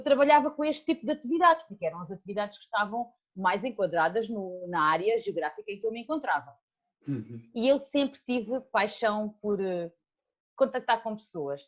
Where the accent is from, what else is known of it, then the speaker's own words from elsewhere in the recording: Alentejo, Portugal; moved away as an adult; also born or lived in Portalegre; now in Seixal, Portugal; saí do Alentejo, estou aqui há oito anos, talvez